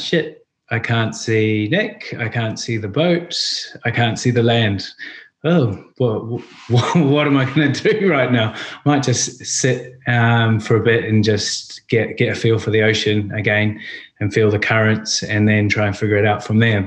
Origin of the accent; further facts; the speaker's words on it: New Zealand; now in London, United Kingdom; being Kiwis and growing up in New Zealand, we're always so close to the ocean and the beach